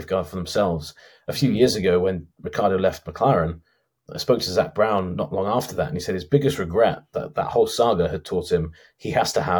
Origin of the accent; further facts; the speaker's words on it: United Kingdom; I'm a British guy, so I should be used to the cold.